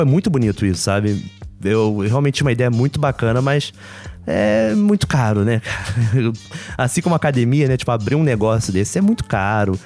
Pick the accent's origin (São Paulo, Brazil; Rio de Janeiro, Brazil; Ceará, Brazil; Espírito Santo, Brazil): Rio de Janeiro, Brazil; accent: carioca; era carioca